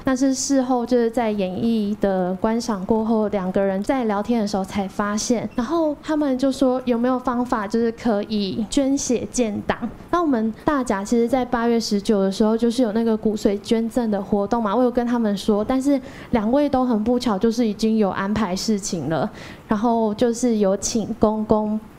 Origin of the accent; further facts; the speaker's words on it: Dajia, Taichung, Taiwan; 我是来自大甲的